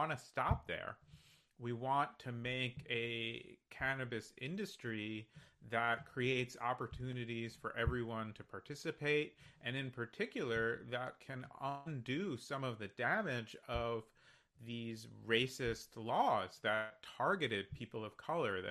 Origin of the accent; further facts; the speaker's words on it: New Jersey, United States; moved away; also born or lived in New York City; I grew up in New Jersey, I lived in New York City for a long time